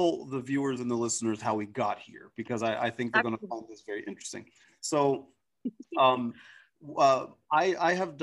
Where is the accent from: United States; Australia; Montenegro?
United States; I'm from the United States of America